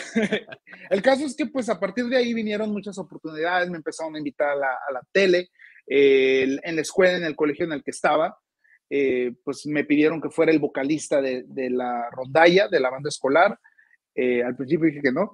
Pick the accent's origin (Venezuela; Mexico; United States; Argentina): Mexico; Hermosillo, Sonora; Hermosillo, Sonora, de donde soy originario